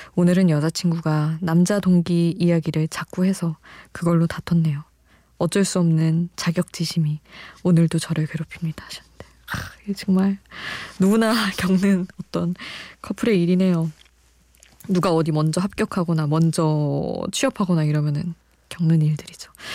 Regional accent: Daejeon, South Korea; 저는 이제 대전에서 어린 시절을 보냈으니까

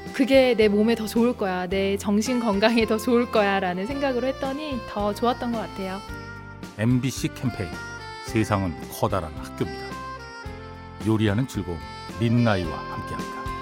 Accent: Jinju, South Gyeongsang, South Korea; also born or lived in Mokdong, Seoul; now in Seoul, South Korea; 고향은 진주고요.

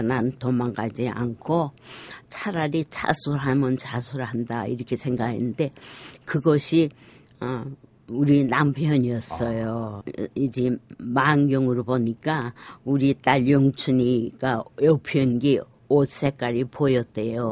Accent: Sinchon, Hwanghae, North Korea; now in South Korea; 저희가 고향이 황해도예요. 그래서 저희가 피난 나올 때 신천에서

